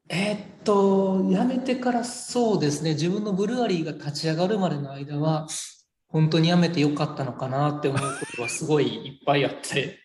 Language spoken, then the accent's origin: Japanese; Tawaramoto, Nara, Japan; 奈良生まれの奈良育ちです、はい、ほとんどずっと奈良にいてます、僕は。